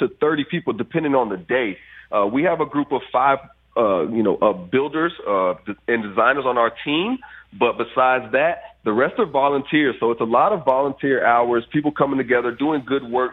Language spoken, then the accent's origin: English; Fort Myers, Florida, United States; my hometown of Fort Myers